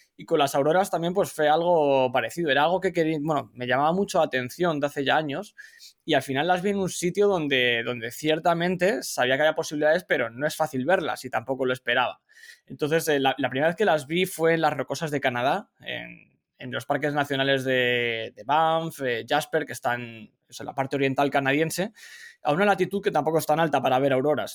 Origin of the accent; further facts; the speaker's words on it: Madrid, Community of Madrid, Spain; moved away as an adult; now in California, United States; soy original de Madrid, de España, pero llevo ya varios años residiendo en Estados Unidos